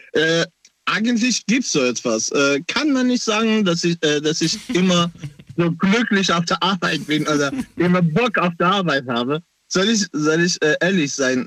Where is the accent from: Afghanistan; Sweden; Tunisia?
Afghanistan; German is a second language; now in Germany; Ich komme aus Afghanistan ursprünglich